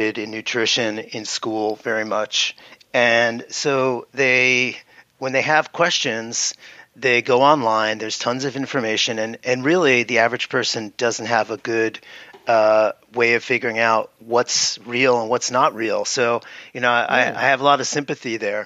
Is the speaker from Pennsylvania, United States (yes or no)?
no; New York City, New York, United States; I grew up in the Bronx and went to the Bronx High School of Science